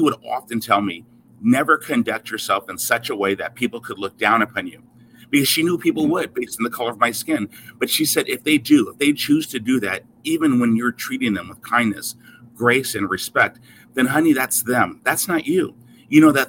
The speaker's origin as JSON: {"language": "English", "town": "Seattle", "region": "Washington", "country": "United States", "tie": "born or raised there", "said": "I was raised in Seattle, Washington"}